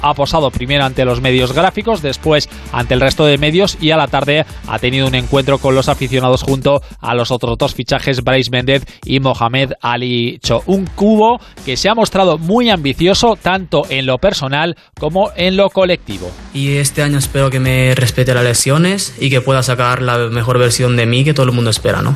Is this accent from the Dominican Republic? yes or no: no; Japan; now in San Sebastián, Spain; como un japonés